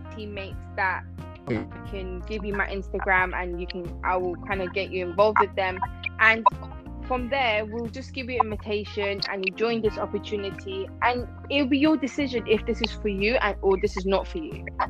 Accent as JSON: {"language": "English", "country": "Iran", "moved": "yes", "lives_now": "London, United Kingdom", "said": "originally I'm from Iran, but I live in um, London."}